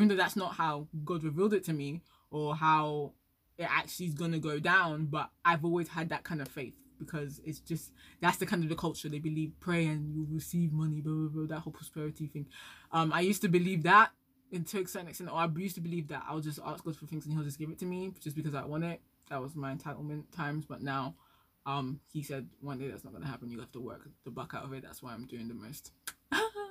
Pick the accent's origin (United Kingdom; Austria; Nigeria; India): Nigeria; I'm Nigerian